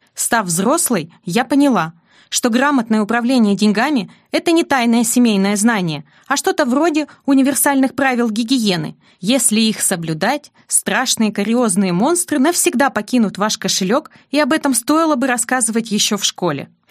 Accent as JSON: {"language": "Russian", "town": "Vologda", "region": "Vologda Oblast", "country": "Russia", "tie": "born or raised there", "also_born_or_lived": "Saint Petersburg", "moved": "as an adult", "said": "Я родилась в Вологде, третьим ребенком из четверых"}